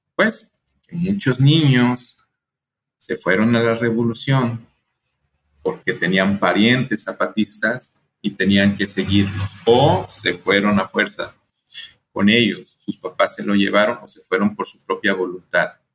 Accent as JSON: {"language": "Spanish", "region": "Colima", "country": "Mexico", "tie": "born or raised there", "also_born_or_lived": "El Paso, Texas", "said": "yo soy de México, nací en Colima, Colima, aquí muy cerquitas de Jalisco"}